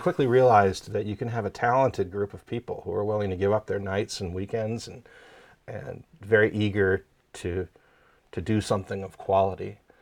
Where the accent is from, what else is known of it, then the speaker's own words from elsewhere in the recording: small town outside Ottawa, Quebec side, Canada; moved away; I grew up in Canada, in, uh, a small town just outside of Ottawa, on the Quebec side.